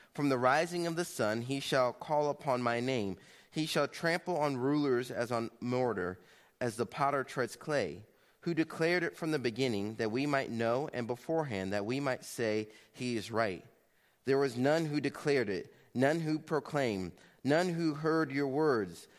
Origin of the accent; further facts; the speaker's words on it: Kansas City, Missouri, United States; my hometown of Kansas City, Missouri